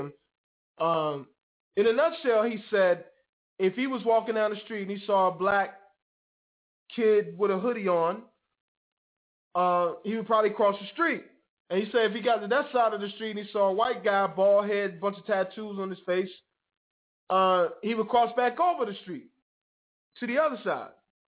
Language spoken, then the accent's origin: English; United States; I'm proud to say that I'm an American. I'm proud to say that I'm a Black American.